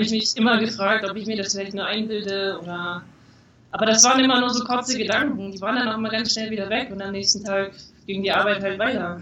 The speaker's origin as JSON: {"language": "German", "region": "Thuringia", "country": "Germany", "tie": "born or raised there", "also_born_or_lived": "Leipzig / Jena / Hamburg", "moved": "as an adult", "lives_now": "Querétaro, Mexico", "said": "Also geboren bin ich in Leipzig und aber aufgewachsen in Thüringen"}